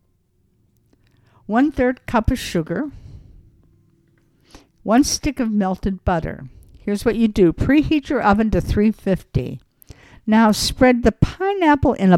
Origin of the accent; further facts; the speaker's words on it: Los Angeles, California, United States; I'm from Los Angeles